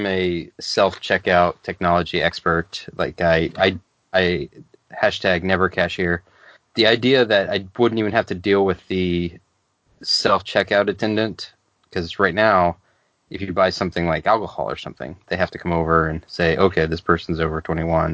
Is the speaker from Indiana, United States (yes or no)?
yes; Indiana, United States; now in Austin, United States; I'm from Indiana.